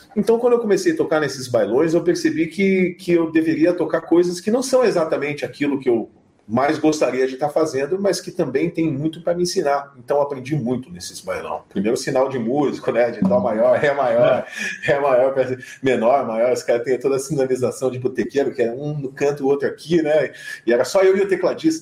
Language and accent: Portuguese; Curitiba, Paraná, Brazil; also born or lived in London; now in São Paulo, Brazil; eu sou de Curitiba, mas eu, antes de ir para Londres eu estava em São Paulo